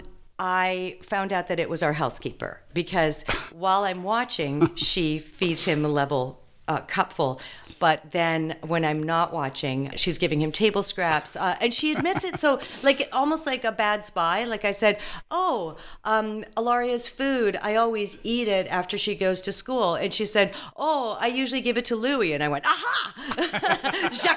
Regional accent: Winnipeg, Manitoba, Canada; moved away as an adult; also born or lived in Toronto / Chicago; I was born in Chicago, actually Winnipeg.

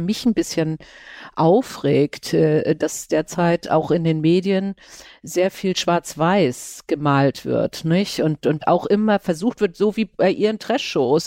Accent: Schleswig-Holstein, Germany; ich bin ja auch aus Schleswig-Holstein. Ich sitze ja momentan in Kiel

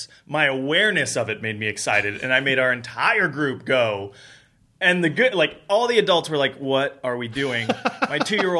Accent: California, United States; I grew up in Southern California, Disneyland, minimum twice a year growing up.

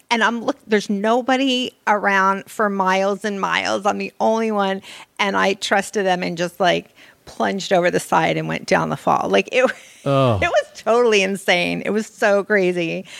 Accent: Los Angeles, California, United States; I grew up here in Los Angeles in Beverly Hills.

